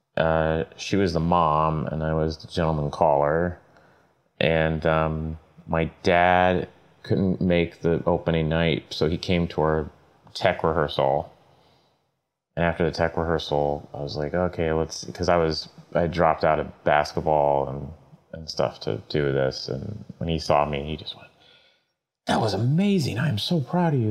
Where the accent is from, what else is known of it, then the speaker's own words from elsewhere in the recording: Tulsa, Oklahoma, United States; I was uh, born and raised in Tulsa, Oklahoma